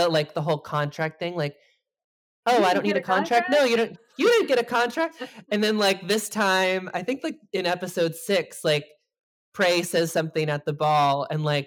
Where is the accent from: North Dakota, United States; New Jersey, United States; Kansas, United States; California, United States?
New Jersey, United States; I'm from New Jersey